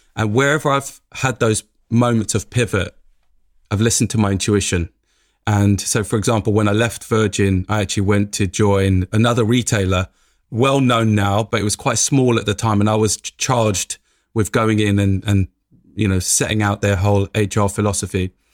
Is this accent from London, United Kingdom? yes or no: yes; London, United Kingdom; It comes from growing up in Tottenham, every day waking up in Tottenham